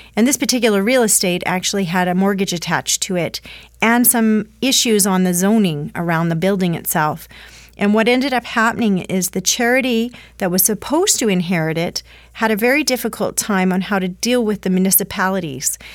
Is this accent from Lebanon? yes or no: no; Canada; as a Canadian population, we do feel strongly about our value sets